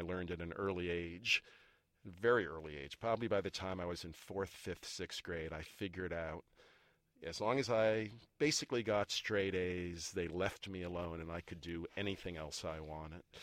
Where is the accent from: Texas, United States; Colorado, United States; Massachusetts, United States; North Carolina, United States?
Massachusetts, United States; Belmont; I grew up in a suburb of Boston called Belmont